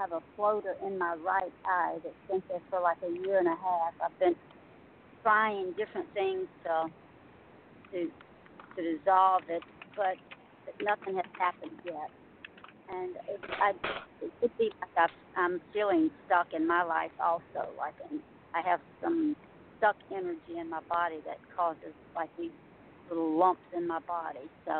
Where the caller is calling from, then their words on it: Louisiana, United States; from Louisiana.